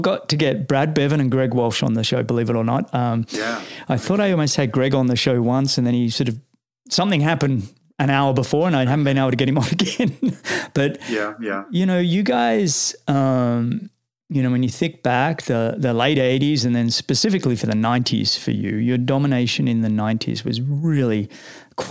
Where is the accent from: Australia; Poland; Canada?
Australia; you go back as an Australian.